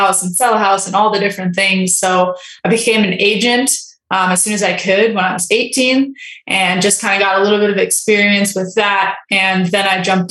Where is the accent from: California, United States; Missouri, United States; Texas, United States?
California, United States; Los Angeles; I was raised in California, Los Angeles, like very wealthy area